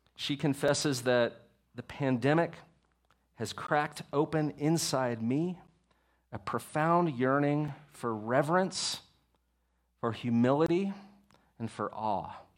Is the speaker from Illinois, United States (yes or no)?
no; Texas, United States; I'm from Texas.